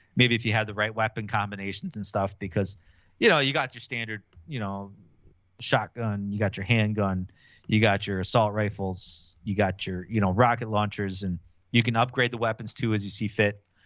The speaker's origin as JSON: {"language": "English", "town": "Milwaukee", "region": "Wisconsin", "country": "United States", "said": "I'm from Milwaukee"}